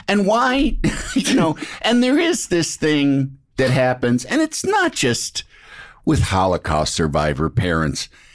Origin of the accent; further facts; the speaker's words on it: Illinois, United States; I'm from Illinois